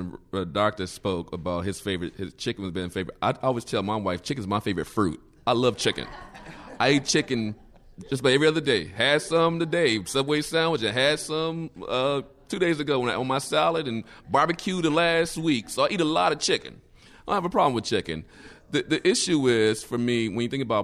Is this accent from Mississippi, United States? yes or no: yes; Mississippi, United States; moved away; I'm not from this state. I'm from Mississippi, so I'll just say that. So we got a lot of poverty in Mississippi